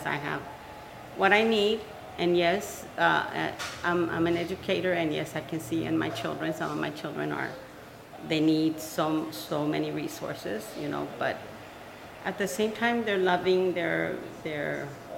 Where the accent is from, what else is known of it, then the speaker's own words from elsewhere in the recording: Brownsville, Texas, United States; Born and raised, what can I say? I love Brownsville. This is my hometown